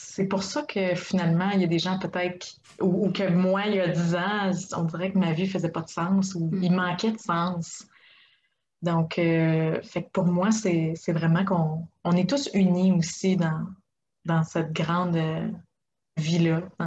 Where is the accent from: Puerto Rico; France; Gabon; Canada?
Canada; Quebec; moved away as an adult; now in Czech Republic; j'ai grandi euh, au Québec